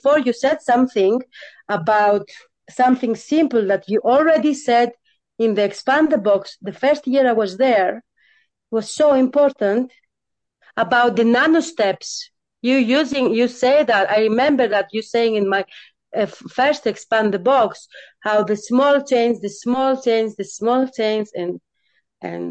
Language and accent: English; Greece; I'm coming from Greece. Super patriarchal country.